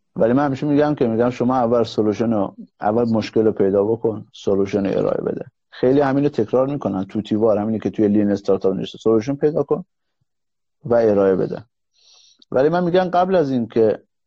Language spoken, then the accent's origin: Persian; Mahabad, West Azerbaijan, Iran; تو شهر خودم مهاباد